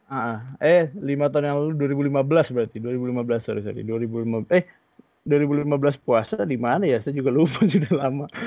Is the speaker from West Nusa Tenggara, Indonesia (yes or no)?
no; Palembang, South Sumatra, Indonesia; jadi gue tuh orang Palembang asli orang Palembang orang tua e, dua-duanya asli orang Palembang